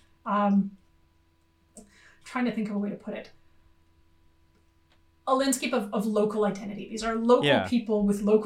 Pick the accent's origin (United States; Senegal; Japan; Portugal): United States; now in Australia; as an American